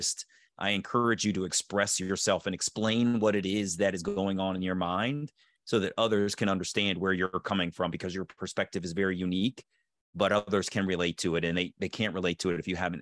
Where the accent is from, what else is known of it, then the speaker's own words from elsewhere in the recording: Baltimore, Maryland, United States; I was born in Baltimore.